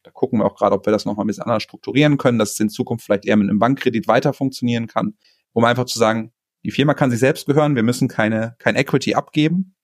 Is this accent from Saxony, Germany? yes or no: no; North Rhine-Westphalia, Germany; moved away; ich bin irgendwie gebürtig Ostwestfale, so ich komme aus, so aus einer Region, wo es ein bisschen bodenständiger zugeht